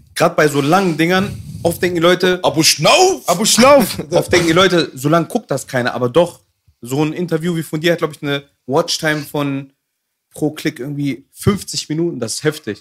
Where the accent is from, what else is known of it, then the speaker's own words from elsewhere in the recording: Hanover, Lower Saxony, Germany; zwei Tage, nachdem wir aus Afghanistan geflüchtet sind. Mhm bin ich geboren, in Hannover. Ich lebe da immer noch